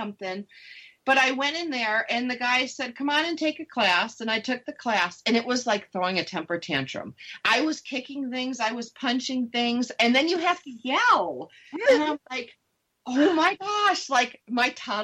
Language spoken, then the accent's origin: English; Upper East Coast, United States; I'm from the Upper East Coast